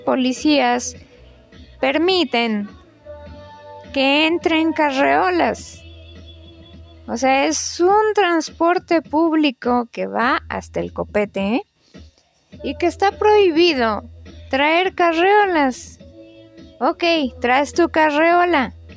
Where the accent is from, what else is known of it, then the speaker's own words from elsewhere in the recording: Mexico; como buenos mexicanos